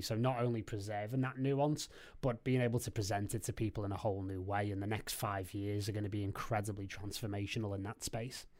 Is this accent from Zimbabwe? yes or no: no; Liverpool, North West England, United Kingdom; I lived in Liverpool and I'm from Liverpool and I'm, I'm still here now